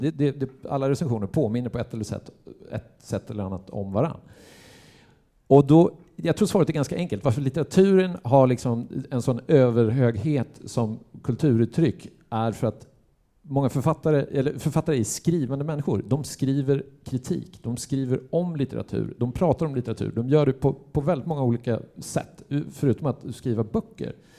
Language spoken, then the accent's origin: Swedish; Gävle, Gävleborg County, Sweden; jag är ju uppväxt i Gävle